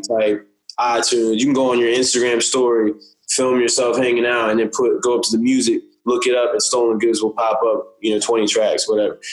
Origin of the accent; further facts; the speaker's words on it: Windsor, Virginia, United States; moved away; also born or lived in Norfolk, Virginia; I'm from Windsor near Suffolk